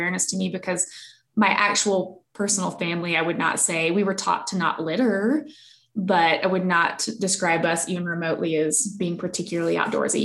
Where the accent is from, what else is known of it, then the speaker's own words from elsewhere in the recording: the South, United States; I grew up in the South that, like, I have distinct memory of what it smells like